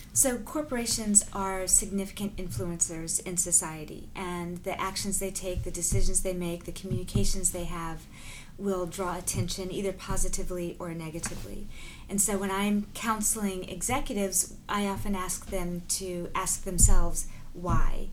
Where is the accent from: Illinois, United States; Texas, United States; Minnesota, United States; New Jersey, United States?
Texas, United States; also born or lived in Bermuda; I ended up being raised by my mother, black woman, and my stepfather, Jewish white man, in the South in in Texas.